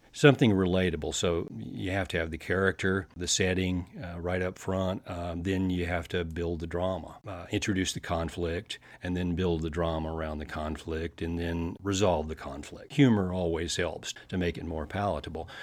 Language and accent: English; Paducah, Kentucky, United States; I grew up down in Western Kentucky